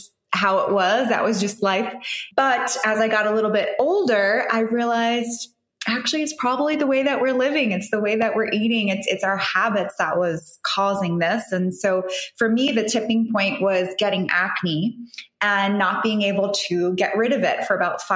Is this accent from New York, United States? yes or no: yes; New York, United States; moved away as an adult; now in Dubai, United Arab Emirates; I'm originally from New York. My heritage is Italian, but I grew up in New York